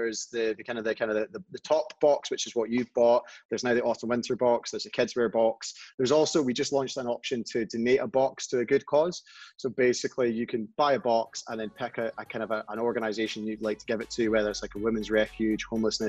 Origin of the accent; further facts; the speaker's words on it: Scotland, United Kingdom; we're Scottish